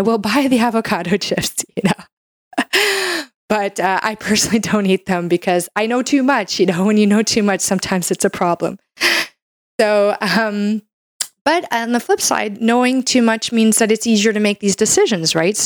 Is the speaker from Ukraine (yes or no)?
no; Canada; I'm a Canadian medical doctor